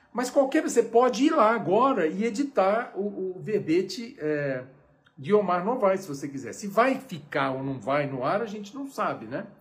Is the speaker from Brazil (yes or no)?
yes; Brazil; eu sou brasileiro até o, o, o tutano